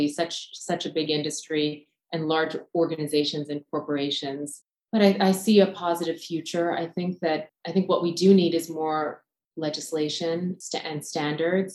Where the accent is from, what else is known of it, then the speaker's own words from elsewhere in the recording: United States; I was born here in America, but my family is from India